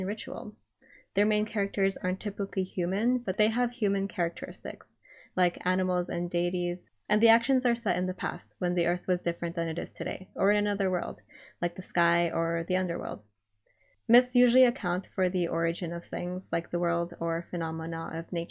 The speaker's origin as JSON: {"language": "English", "town": "Baguio", "region": "Cordillera Administrative Region", "country": "Philippines", "tie": "born or raised there", "said": "I grew up in Baguio, which is also in Luzon."}